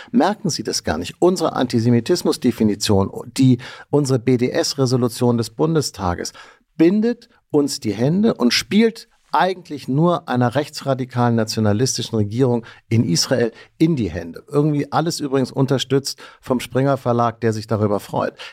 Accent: Germany; Das können wir als Deutsche

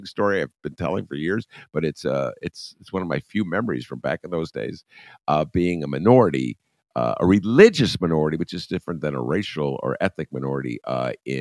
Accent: Rhode Island, United States; moved away; my early years, Rummana, my Lincolnwood years were spent in Rhode Island

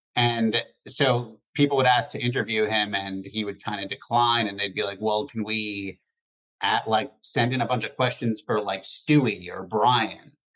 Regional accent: East Coast, United States; moved away as an adult; now in Los Angeles, United States; growing up on the East Coast, there weren't like a lot of people who like worked in show business.

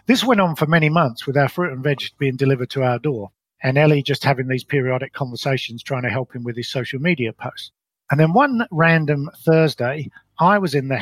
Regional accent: London, United Kingdom; moved away as an adult; also born or lived in Colorado, United States; now in New Zealand; I was brought up in London in what I describe as a very ordinary upbringing

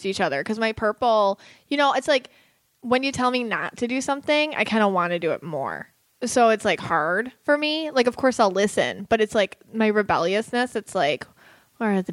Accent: Buffalo, New York, United States; now in Florida, United States; I'm from Buffalo. We lived in Buffalo for a long time

